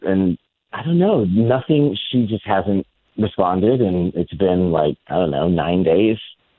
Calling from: Orlando, Florida, United States; Hey, I'm calling from Millennia.

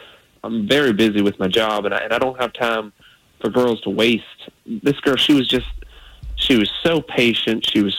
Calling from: Sanford, United States; I'm from Sanford.

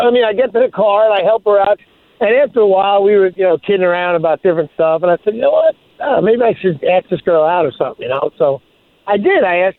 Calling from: Orlando, Florida, United States; I'm calling from College Park near the golf course.

